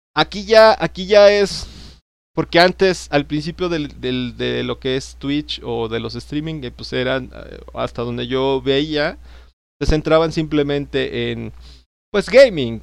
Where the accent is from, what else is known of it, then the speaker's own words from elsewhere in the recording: State of Mexico, Mexico; yo soy del Estado de México